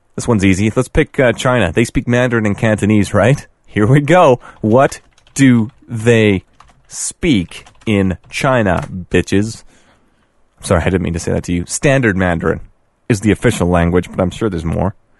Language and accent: English; Canada; we are Canadian.